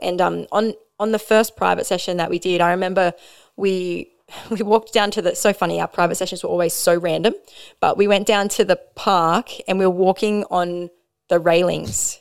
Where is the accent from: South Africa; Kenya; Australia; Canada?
Australia; Maitland, New South Wales; now in Newcastle, Australia; I grew up in Maitland, so we didn't have any